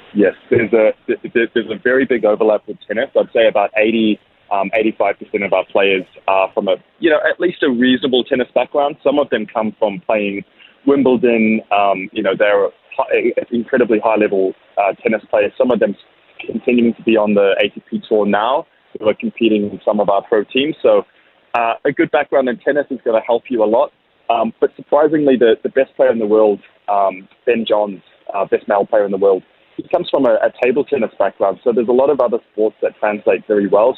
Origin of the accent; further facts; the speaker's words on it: New Zealand; now in Australia; I'm a Kiwi